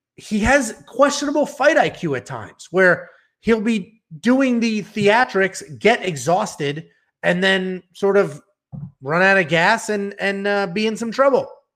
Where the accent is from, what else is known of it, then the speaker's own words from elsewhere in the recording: Connecticut, United States; I'm from Connecticut